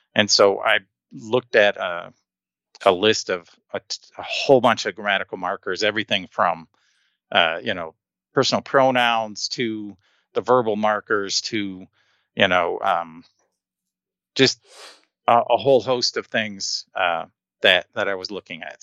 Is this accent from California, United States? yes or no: no; Detroit, Michigan, United States; first language English; moved away as an adult; now in Colorado, United States; I was born in Michigan